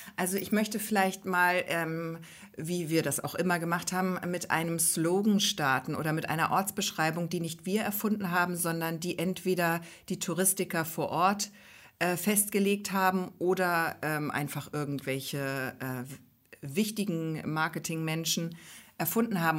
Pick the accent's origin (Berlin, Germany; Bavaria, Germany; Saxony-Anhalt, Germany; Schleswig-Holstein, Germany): Schleswig-Holstein, Germany; Neustadt in Holstein; Pelzerhaken gehört ja zu unserer Heimatstadt Neustadt in Holstein